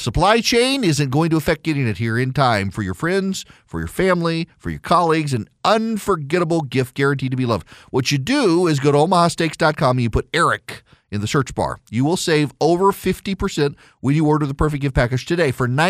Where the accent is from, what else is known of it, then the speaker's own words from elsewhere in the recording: Dubai, United Arab Emirates; I am not well traveled in the United States. I grew up in Dubai.